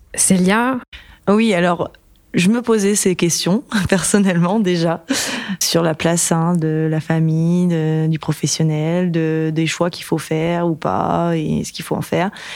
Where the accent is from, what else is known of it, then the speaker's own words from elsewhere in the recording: Brittany, France; dans ma région d'origine, la Bretagne